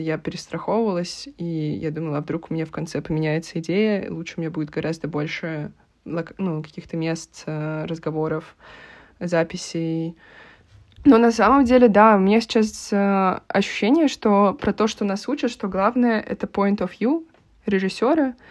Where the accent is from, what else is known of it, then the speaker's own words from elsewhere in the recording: Russia; moved away; also born or lived in Portugal; я из России